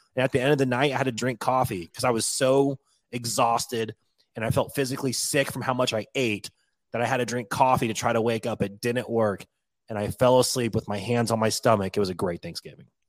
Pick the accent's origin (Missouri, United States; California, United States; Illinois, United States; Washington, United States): Washington, United States; moved away as an adult; I moved away from Washington when I was eighteen years old, so it's been two decades now.